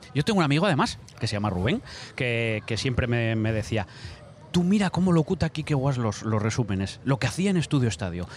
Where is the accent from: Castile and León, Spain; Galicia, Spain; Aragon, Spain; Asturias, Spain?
Asturias, Spain; yo que soy asturiano